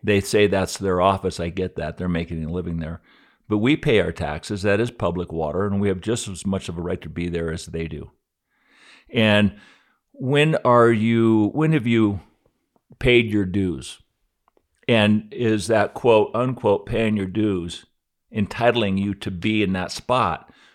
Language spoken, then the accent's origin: English; Aspen, Colorado, United States; I grew up here in Aspen in nineteen sixty. I was, time flies when I was twelve.